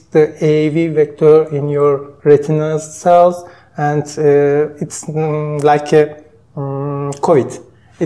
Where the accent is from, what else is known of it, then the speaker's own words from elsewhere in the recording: Turkey; English is a second language; moved away as an adult; I'm from Turkey and I'm graduate in medical school nearly 15 years ago